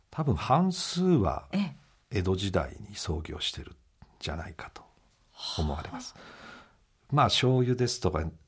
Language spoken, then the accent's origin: Japanese; Tatebayashi, Gunma, Japan; 中学まで館林で親と一緒にいたんですけど、まあ、高校から